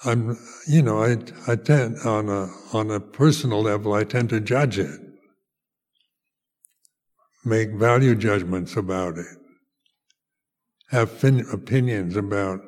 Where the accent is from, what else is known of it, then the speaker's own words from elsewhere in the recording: United States; also born or lived in Amaravati, England; now in United Kingdom; as a teenager growing up in the United States